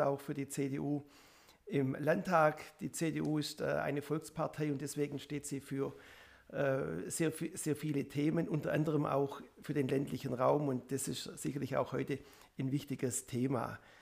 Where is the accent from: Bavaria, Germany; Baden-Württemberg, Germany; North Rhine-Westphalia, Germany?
Baden-Württemberg, Germany; Ummendorf; Ich komme aus Ummendorf